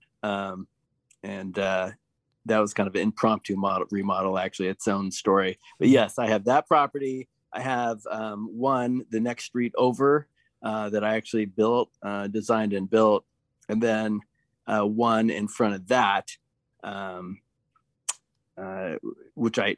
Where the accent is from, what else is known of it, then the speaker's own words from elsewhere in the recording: Portland, Oregon, United States; I grew up in Portland